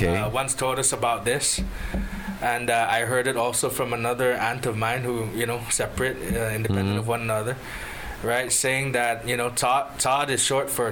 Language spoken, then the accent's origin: English; Guam; accent: Chamorro; most of my life I grew up here. I didn't know about my Luta connection so much until later on in life. So, you know, born and raised here